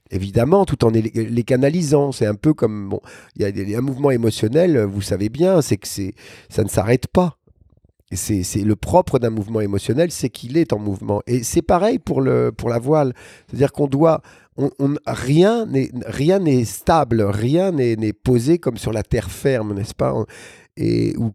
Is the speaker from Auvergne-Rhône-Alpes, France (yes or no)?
no; Brest, Brittany, France; also born or lived in Saint-Mandé / Toulon / Tahiti; je suis né à Saint-Mandé, mais très rapidement, on est parti à Brest, ensuite à Toulon et après à Tahiti.